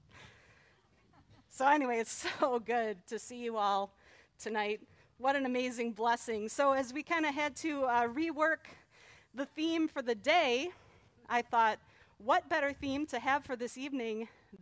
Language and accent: English; Detroit, Michigan, United States; growing up in Metro Detroit